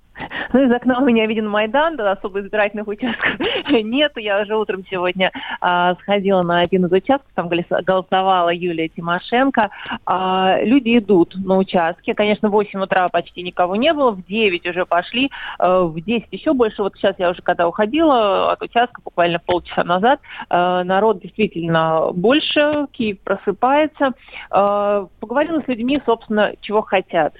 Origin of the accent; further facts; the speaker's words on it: Russia; я из России, что я представитель российских СМИ